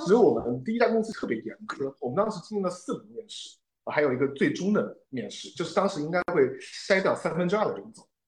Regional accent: Wuhan, Hubei, China; moved away; 回到了自己的家乡之后，因为我是武汉人

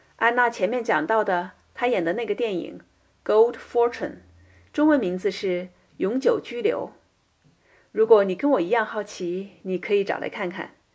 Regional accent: China; now in United States; 我们从大陆来的人

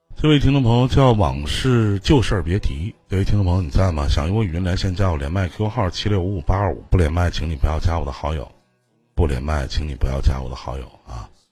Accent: Northeast China, China; 那我们东北这边也有一句话

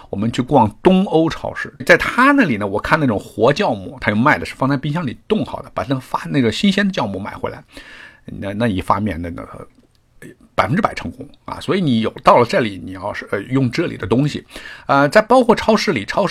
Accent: northern China, China; moved away as an adult; now in Toronto, Canada; 那我来加拿大很长时间呢，这个做馒头、包子，因为我是北方人。

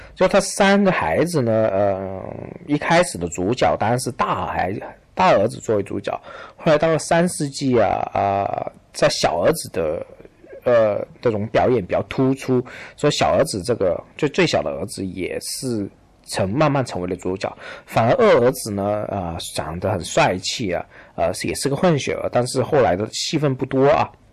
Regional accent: China; 我们中国人在看美国

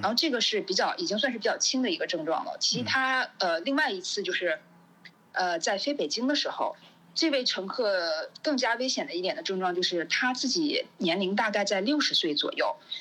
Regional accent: China; 只有回到祖国，我才是最放心的

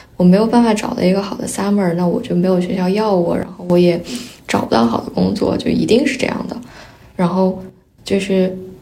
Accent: Qinghai, China; first language Mandarin; now in Singapore; 我在青海长大，然后，但是我家里的人都不是青海本地的，他们来自五湖四海

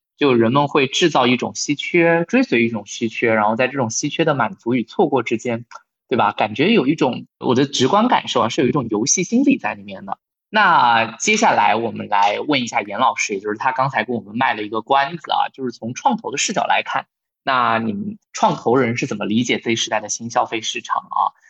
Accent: Wuhan, Hubei, China; 我的家乡武汉

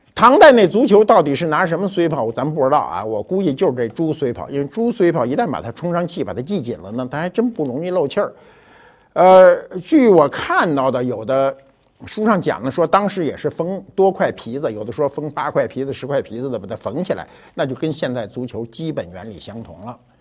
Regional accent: China; 我们中国人

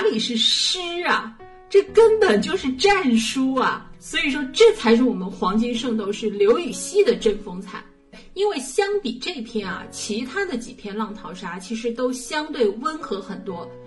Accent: Shanghai, China; 毕竟我是个上海人

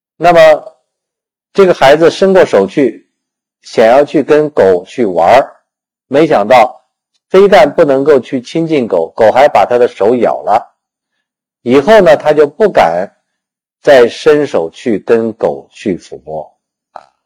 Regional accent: China; 我们中国人

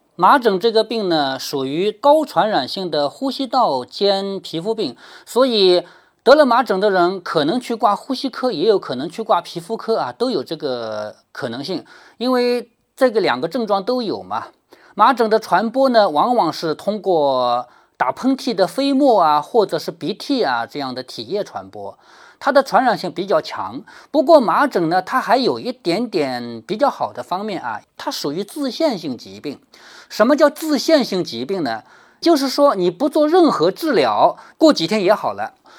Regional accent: China; 我们中国人

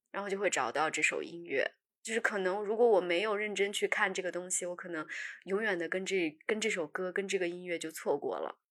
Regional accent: northern China, China; moved away; 小的时候在北方

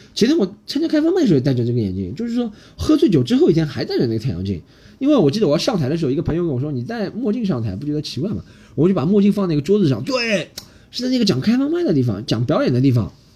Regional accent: Shanghai, China; 我是个上海人

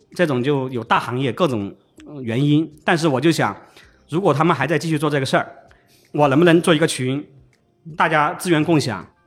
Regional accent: Chongqing, China; moved away as an adult; also born or lived in Shanghai / Beijing / United States; now in Xiamen, China; 我的家乡重庆

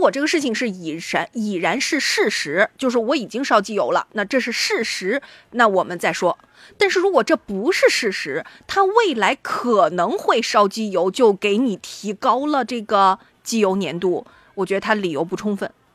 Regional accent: Shandong, China; 这显然第一不符合我们山东人的气质

